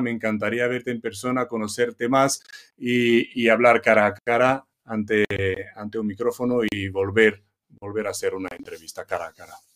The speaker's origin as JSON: {"language": "Spanish", "country": "Romania", "moved": "yes", "lives_now": "Costa Blanca, Spain", "said": "Yo de origen rumano, pues llegar a Tegucigalpa en, un, trabajo"}